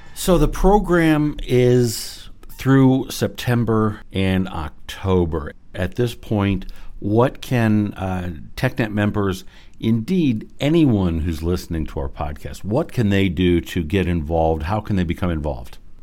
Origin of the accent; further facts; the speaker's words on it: Medina, Ohio, United States; I grew up in Medina.